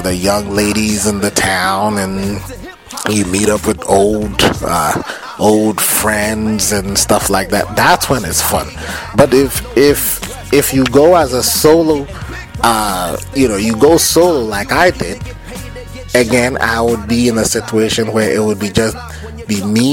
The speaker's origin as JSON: {"language": "English", "town": "Suhum", "region": "Eastern Region", "country": "Ghana", "tie": "born or raised there", "moved": "yes", "lives_now": "United States", "said": "I grew up in Suhum"}